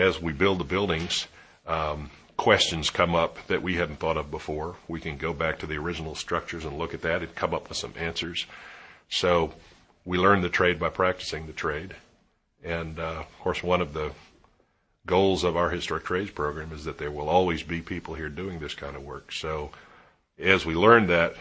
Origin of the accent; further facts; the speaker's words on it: Williamsburg, Virginia, United States; I grew up in Williamsburg